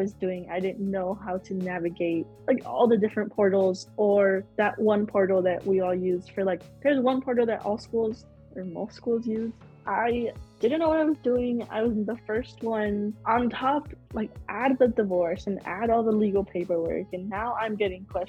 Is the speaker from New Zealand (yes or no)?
no; Chicago, Illinois, United States; I am born and raised in Chicago.